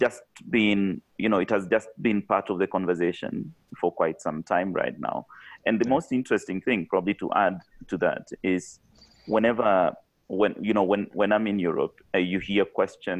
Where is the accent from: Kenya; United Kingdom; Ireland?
Kenya; I'm from Kenya.